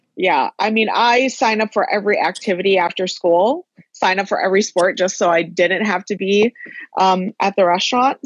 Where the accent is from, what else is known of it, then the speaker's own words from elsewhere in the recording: Dearborn, Michigan, United States; moved away as an adult; also born or lived in Chicago / San Diego / Las Vegas; now in Los Angeles, United States; I grew up in Dearborn for for most of my life